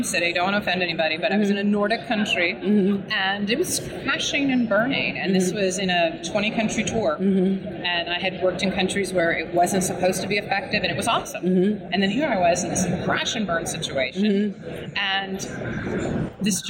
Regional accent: East Coast, United States; I'm from the East Coast, so I say guys for everything

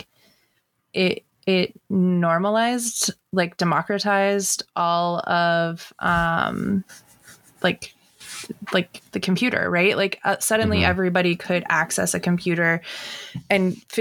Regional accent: San Diego, California, United States; moved away; also born or lived in Pacific Northwest; records were like a huge part of my growing up in San Diego

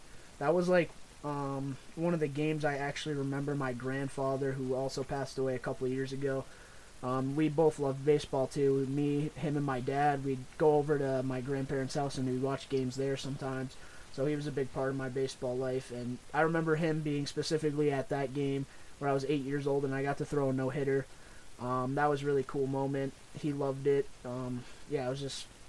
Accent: Boston, New England area, United States; we're from Maine and Mass, like the Boston, New England area

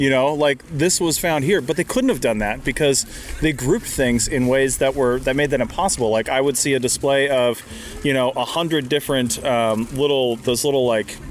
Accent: West Coast, United States; growing up on the West Coast

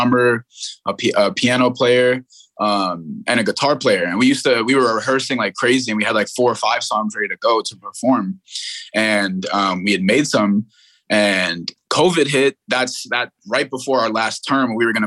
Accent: New York City, New York, United States; born in Brooklyn, New York, and I have a big family

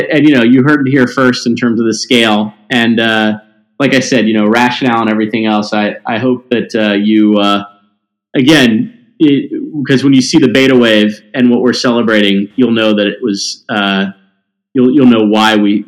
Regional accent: Mississippi, United States; also born or lived in Tennessee; Like I said, I grew up in Mississippi and Tennessee, and I didn't have a real specific vision.

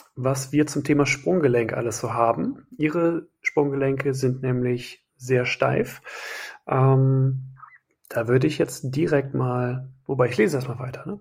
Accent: Wiehl / Nümbrecht, North Rhine-Westphalia, Germany; meine Heimat. Wiel Nümbrecht

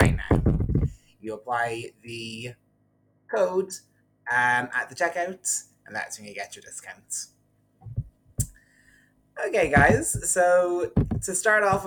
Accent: Ardee, County Louth, Ireland; I am from a small town called RD in County Louth, which is the smallest county in the Republic of Ireland

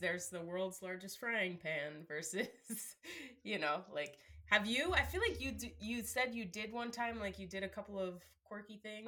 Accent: New Jersey, United States; my childhood growing up in New Jersey

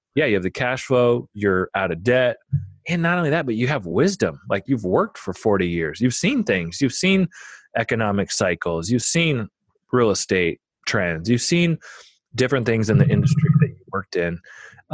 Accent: Omaha, Nebraska, United States; I grew up in Omaha, Nebraska.

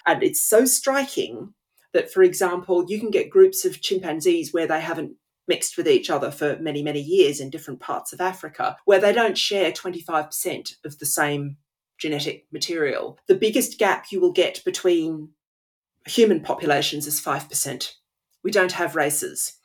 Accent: Australia; moved away as an adult; now in England, United Kingdom; growing up in Australia, even though I don't live there now

